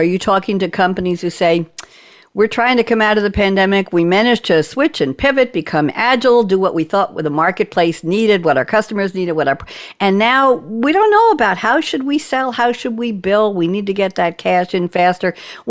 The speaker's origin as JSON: {"language": "English", "region": "New York", "country": "United States", "accent": "Pennsylvania", "lives_now": "North Carolina, United States", "said": "I'm a New Yorker and I have a Pennsylvania accent."}